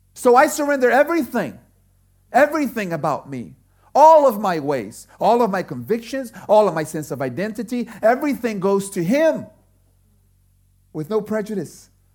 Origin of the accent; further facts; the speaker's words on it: Brazil; now in United States; I grew up in Brazil